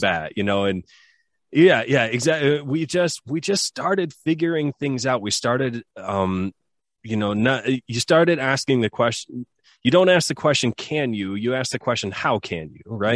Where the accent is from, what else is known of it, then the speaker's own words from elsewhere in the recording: Southwest Michigan, United States; I grew up in Michigan in the U S, and, uh, grew up on a farm